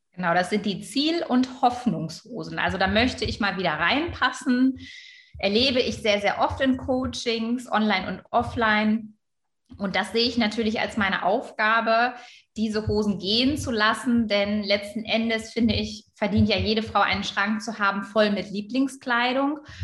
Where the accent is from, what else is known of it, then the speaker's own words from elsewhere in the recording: Germany; Also ich bin gebürtige Friesin